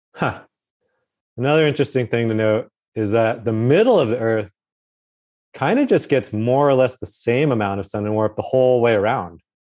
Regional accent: Alaska, United States; moved away; I grew up a bit in Alaska near the top there.

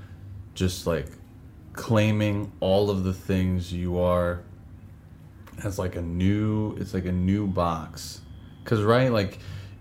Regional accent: Los Angeles, California, United States; also born or lived in Queens, New York; now in Astoria, New York, United States; I was born here. I grew up in California.

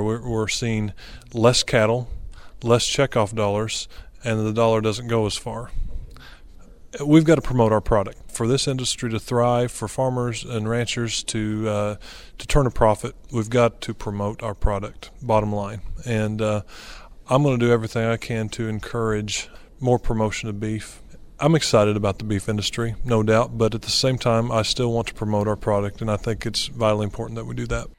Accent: Aurora, Missouri, United States; I'm from Aurora, Missouri, southwest part of of the state

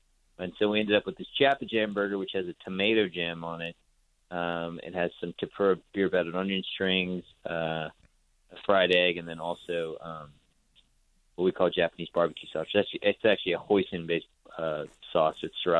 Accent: Singapore; one of my favorite dishes growing up in Singapore was this dish called Sago Gula Melaka.

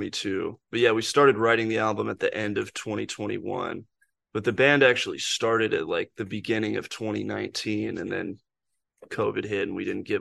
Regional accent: Seattle, Washington, United States; moved away as an adult; Yeah, I grew up in Seattle and then moved to Savannah when I was 18 to go to school.

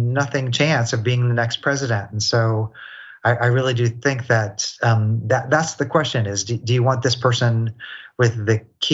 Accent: Kansas City, Missouri, United States; I was a white kid growing up in Kansas City, Missouri

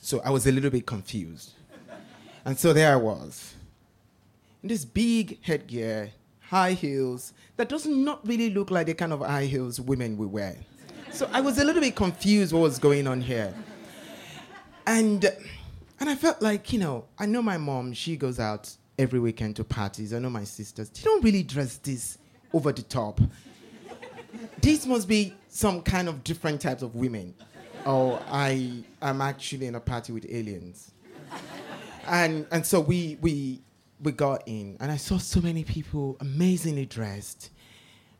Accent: Nigeria; growing up in Nigeria

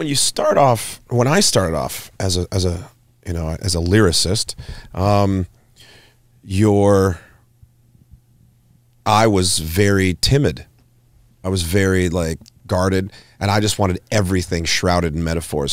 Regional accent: Hanna, Alberta, Canada; growing up in Hannah, and this is where I went to school

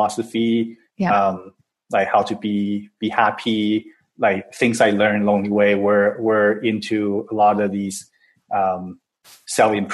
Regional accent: Taiwan; now in Vancouver, Canada; I'm from Taiwan originally

